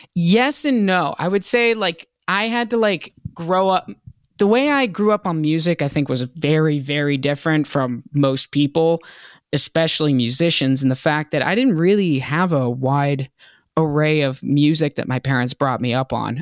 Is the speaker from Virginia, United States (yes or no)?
yes; Hampton, Virginia, United States; moved away as an adult; also born or lived in Boston, Massachusetts; now in Los Angeles, United States; I was born in Boston, lived there till I was six, and then I was raised in Virginia